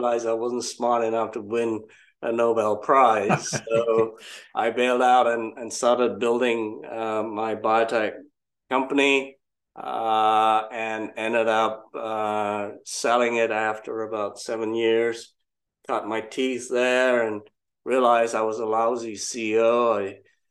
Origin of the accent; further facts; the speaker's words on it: Malaysia; moved away as an adult; now in United Kingdom; originally from Malaysia. That was where I grew up